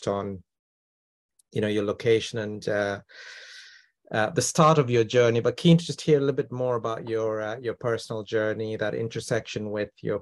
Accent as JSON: {"language": "English", "town": "Toronto", "region": "Ontario", "country": "Canada", "moved": "yes", "lives_now": "London, United Kingdom", "said": "I'm actually from Toronto"}